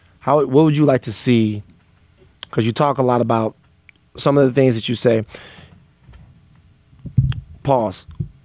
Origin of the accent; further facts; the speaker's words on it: the South, United States; this is a problem even from growing up in the South, is I have a problem with Black people not wanting to hurt white people's feelings.